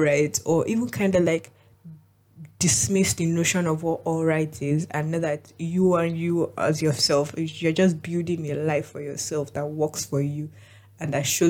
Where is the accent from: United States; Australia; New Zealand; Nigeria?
Nigeria; I'm Nigerian